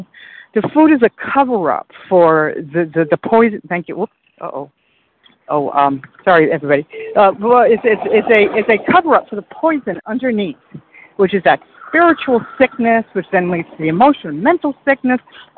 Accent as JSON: {"language": "English", "region": "Iowa", "country": "United States", "said": "I'm in Central Time. … from Iowa."}